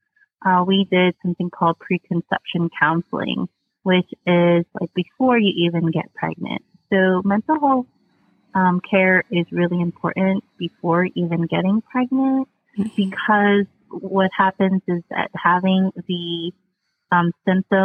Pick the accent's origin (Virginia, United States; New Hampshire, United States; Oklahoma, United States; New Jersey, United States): New Jersey, United States; now in North Carolina, United States; I'm originally from New Jersey